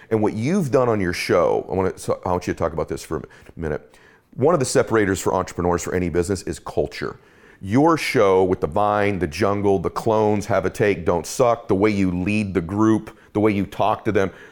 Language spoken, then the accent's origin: English; Boston, Massachusetts, United States; I was born in Boston